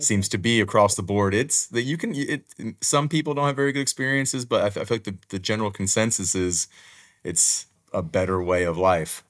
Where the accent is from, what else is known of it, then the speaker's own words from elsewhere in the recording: Houston, Texas, United States; my wife and I actually met in high school, and now we teach in the same area that we grew up in.